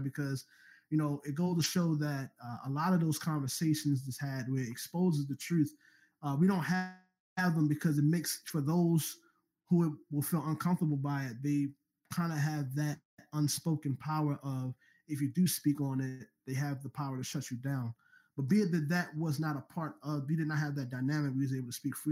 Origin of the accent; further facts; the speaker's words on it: Baltimore, Maryland, United States; I'm already from Baltimore